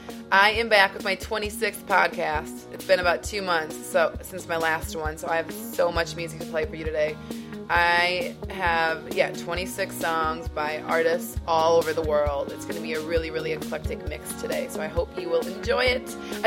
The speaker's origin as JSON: {"language": "English", "region": "Iowa", "country": "United States", "said": "I'm from Iowa, which is close to Chicago"}